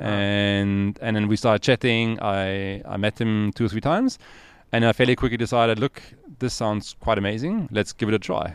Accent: Austria; moved away as an adult; now in Cape Town, South Africa; I'm originally from Austria.

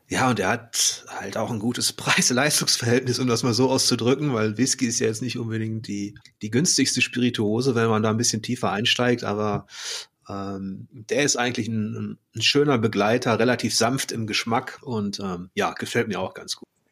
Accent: North Rhine-Westphalia, Germany; Ich, ich komme da so aus der Ecke.

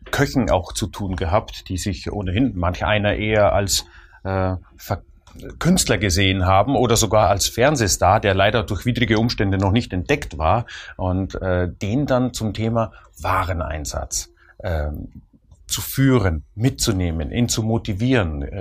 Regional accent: Austria; Also ich als Österreicher äh, verfolge immer gern den Schnitzelpreis. Äh, und als Österreicher rede ich natürlich von echten Kalbschnitzel, ne?

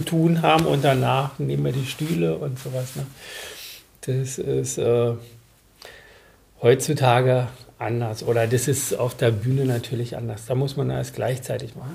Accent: Berlin, Germany; ich bin nicht in Berlin geboren, bin mhm. aber in der Blüte meine, meines Lebens, also mit einem Jahr nach Berlin gekommen.

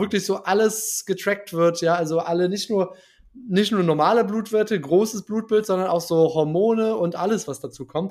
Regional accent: Germany; als Deutscher

